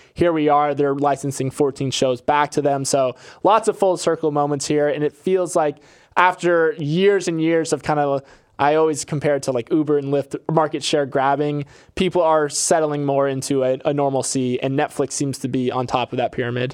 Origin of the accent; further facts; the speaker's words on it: Florida, United States; I'm from Florida, and Publix is my retailer of choice